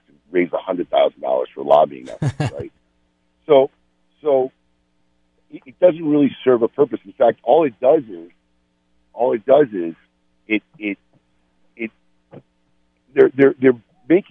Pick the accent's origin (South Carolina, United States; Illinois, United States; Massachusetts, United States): Illinois, United States; Chicago; moved away; I'm in my hometown, giving my kids a tour of where I grew up